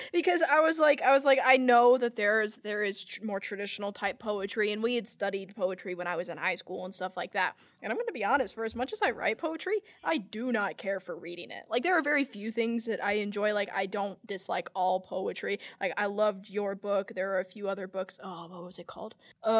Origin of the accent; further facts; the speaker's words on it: England, United Kingdom; I'm English.